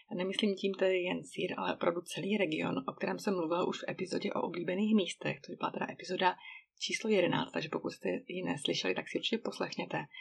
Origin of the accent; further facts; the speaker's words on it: Czechia; moved away as an adult; now in Switzerland; oblast, odkud pocházím, tedy Bílé Karpaty